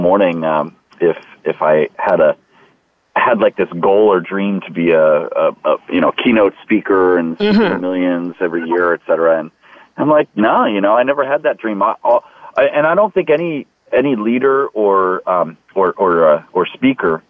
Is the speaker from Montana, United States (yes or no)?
no; Washington, District of Columbia, United States; I grew up in Washington, D.C. area.